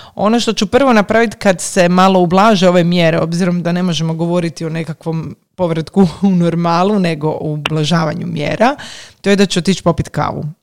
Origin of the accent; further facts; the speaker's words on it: Zagreb, City of Zagreb, Croatia; kod nas u Zagrebu